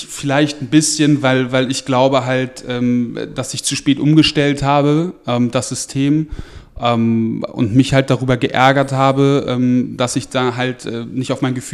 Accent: Lower Saxony, Germany; ich komme halt aus Niedersachsen, von so einem, von, vom kleinen Dorf und da gab es halt entweder Angeln oder Fußball

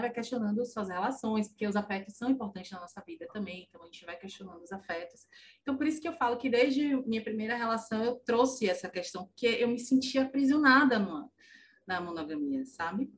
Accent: Salvador, Bahia, Brazil; sou de Salvador

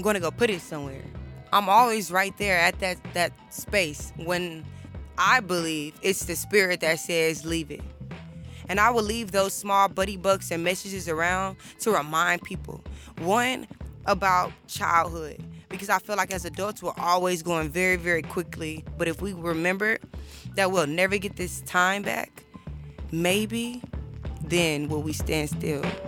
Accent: Houston, Texas, United States; moved away as an adult; now in Austin, United States; I am from Houston, Texas

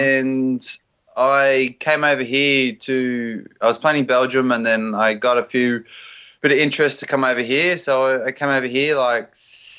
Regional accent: Australia; You know, obviously growing up in Australia, you just know it.

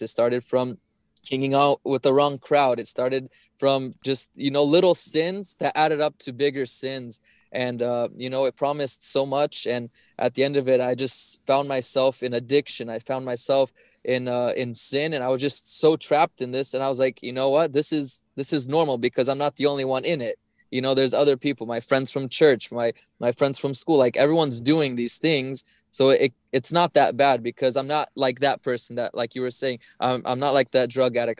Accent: Portland, Oregon, United States; I grew up in Portland, Oregon, uh, most of my life

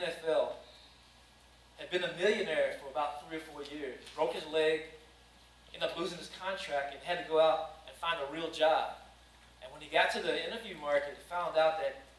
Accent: Danville, Kentucky, United States; I grew up in Danville, Kentucky, a sports town

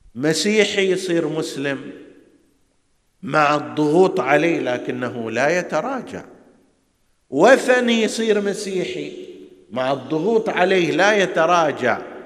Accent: Hejaz, Saudi Arabia; عندنا في الحجاز

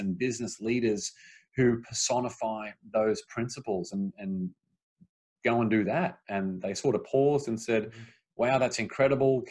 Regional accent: Australia; moved away as an adult; now in Los Angeles, United States; I grew up in Australia. And then when I moved over to America

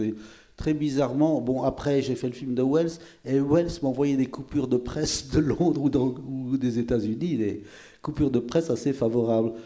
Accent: Belgium; je suis belge

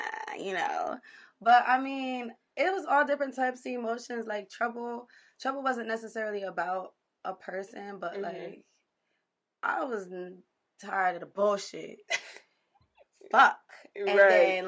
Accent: Asbury Park, New Jersey, United States; also born or lived in Elizabeth, New Jersey; I'm from Asbury, but I lived in Elizabeth for a few years

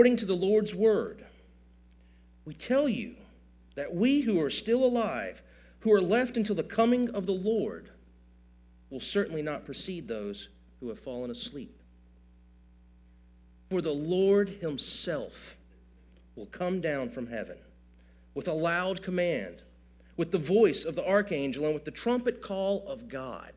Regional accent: Gulf Coast, United States; we grew up on the Gulf Coast.

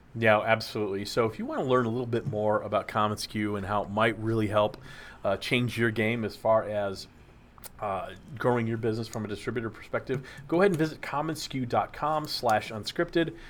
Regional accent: Dallas, Texas, United States; growing up in Dallas

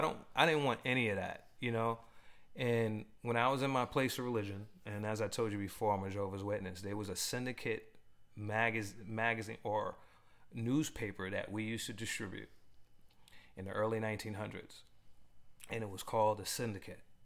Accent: New York, United States; also born or lived in Los Angeles; now in Boston, United States; I grew up in New York, lived in LA, and when I before I came back to the East Coast, you know, I was living in LA, and you know, here I'm here in Boston

